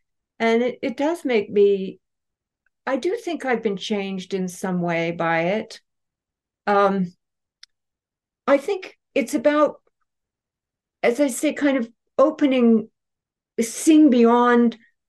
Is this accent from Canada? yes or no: yes; Canada; I'm Canadian.